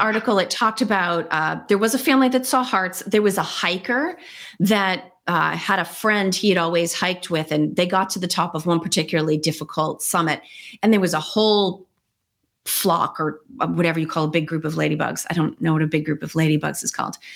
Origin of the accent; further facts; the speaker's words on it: United States; I'm too American